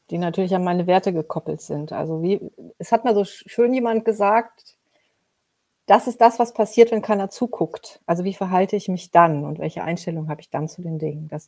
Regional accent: Mönchengladbach, North Rhine-Westphalia, Germany; born there; Ich bin in Mönchengladbach geboren, also in Nordrhein-Westfalen.

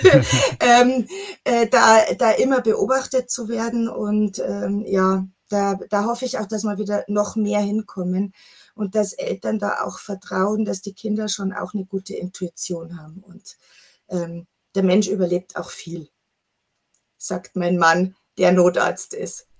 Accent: Chiemsee, Bavaria, Germany; ich bin am Chiemsee groß geworden

